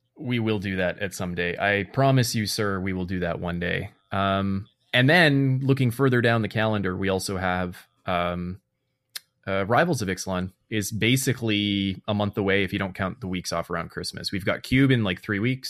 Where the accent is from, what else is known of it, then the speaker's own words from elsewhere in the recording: Canada; in my nature here as a Canadian